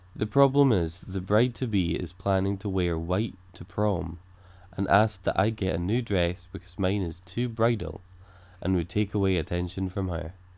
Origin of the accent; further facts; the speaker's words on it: Scotland, United Kingdom; I'm Scottish